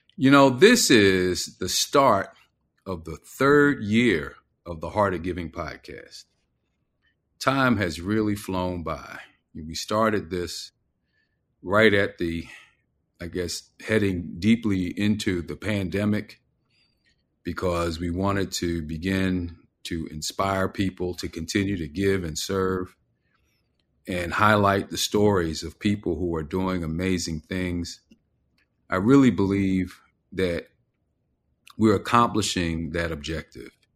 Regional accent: Philadelphia, Pennsylvania, United States; moved away; my hometown

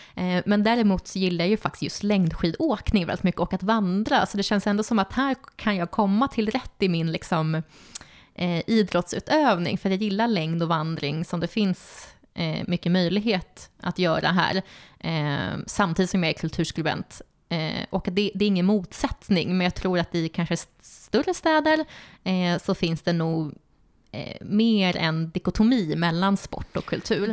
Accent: Stockholm, Stockholm County, Sweden; moved away as an adult; also born or lived in Uppsala; now in Östersund, Sweden; jag är från Stockholm och sen så flyttade jag till Uppsala för att plugga där.

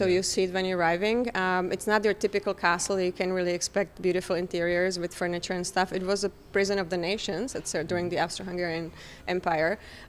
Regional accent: Brno, South Moravian Region, Czechia; now in New York, United States; Right, my hometown.

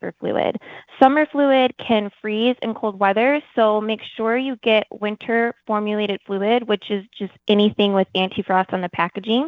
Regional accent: Michigan, United States; I'm from Michigan

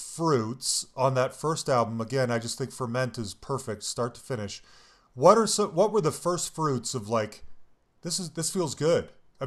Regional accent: Salt Lake City, Utah, United States; also born or lived in Cambridge; growing up in Salt Lake, a lot of bands didn't come through that part of town.

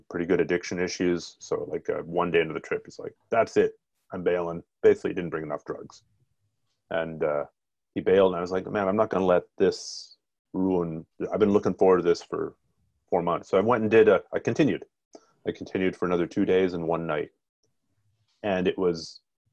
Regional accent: Ontario, Canada; I grew up in Ontario

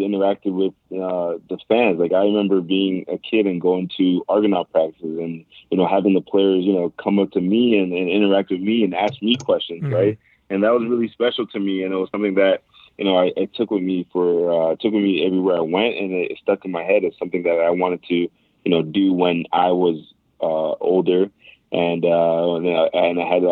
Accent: Canada; also born or lived in Buffalo; being a Canadian kid, I grew up

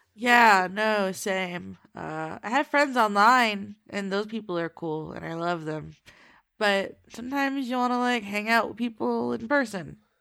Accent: Florida, United States; my home state

